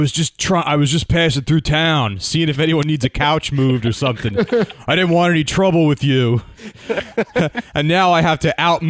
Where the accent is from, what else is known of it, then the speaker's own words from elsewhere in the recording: New Jersey, United States; I'm from Jersey.